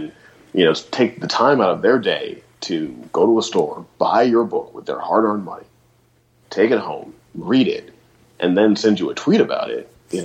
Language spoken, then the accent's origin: English; St. Louis, Missouri, United States; I grew up in St. Louis